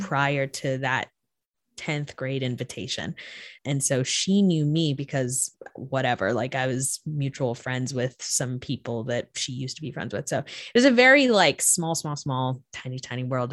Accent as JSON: {"language": "English", "region": "Florida", "country": "United States", "tie": "born or raised there", "said": "I grew up in Florida"}